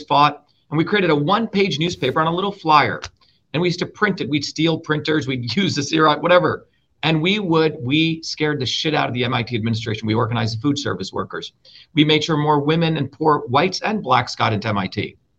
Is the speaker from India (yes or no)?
yes; Mumbai, Maharashtra, India; In Bombay, okay? India.